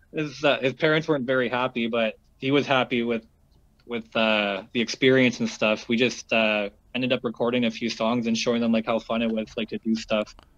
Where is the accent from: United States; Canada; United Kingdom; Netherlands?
Canada; Sudbury, Ontario; now in Toronto, Canada; in my hometown, um, it kind of just like blew up to be a cool Sudbury rapper and then everybody all of a sudden was a fucking rapper in that town